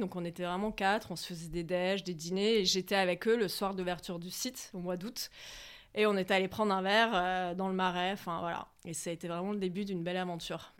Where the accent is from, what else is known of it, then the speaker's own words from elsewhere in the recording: Sucy-en-Brie, Île-de-France, France; also born or lived in Gassin, Var / Dourdan / Paris; Je suis née dans le sud, à Gassin, euh, la région du Var. Et j'ai grandi euh, à Sucy-en-Brie dans le 94. Et puis après, j'ai fait mon lycée à Dourdan dans le 91